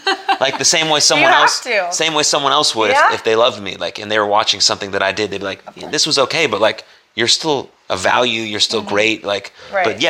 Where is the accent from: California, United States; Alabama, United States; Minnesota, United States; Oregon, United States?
California, United States; moved away; also born or lived in Philadelphia; I've lived in both those sides of the country. And I was born in California.